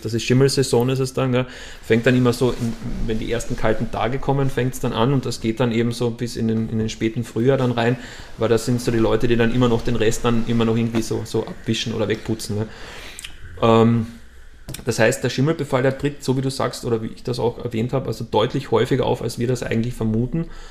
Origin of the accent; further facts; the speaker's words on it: Austria; Bei uns in Österreich